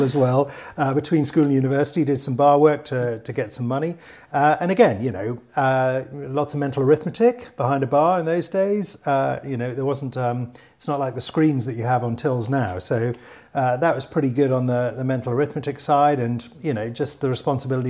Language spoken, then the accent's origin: English; Newcastle upon Tyne, North East England, United Kingdom; I grew up in Newcastle in the 1970s and 80s